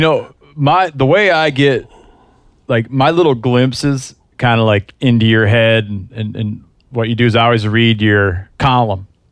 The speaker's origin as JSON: {"language": "English", "region": "Michigan", "country": "United States", "tie": "born or raised there", "moved": "yes", "said": "I grew up in Michigan"}